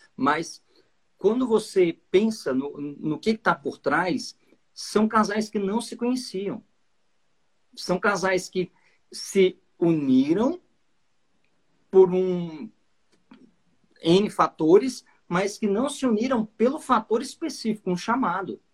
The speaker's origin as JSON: {"language": "Portuguese", "town": "Patos de Minas", "region": "Minas Gerais", "country": "Brazil", "accent": "mineiro", "said": "sotaque mineiro, eu sou lá de Patos de Minas."}